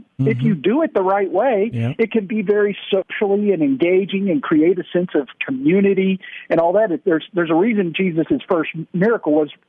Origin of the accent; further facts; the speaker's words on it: Dallas, Texas, United States; also born or lived in Alabama; I grew up here in Dallas, went to a Christian school, led chapel even, right. And then went off to school in Alabama. I went to Auburn